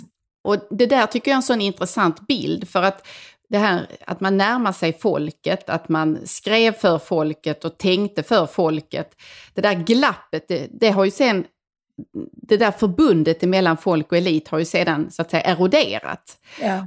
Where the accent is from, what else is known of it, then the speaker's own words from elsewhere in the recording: northwestern Skåne, Sweden; jag kommer från Skåne och eh, nordvästra Skåne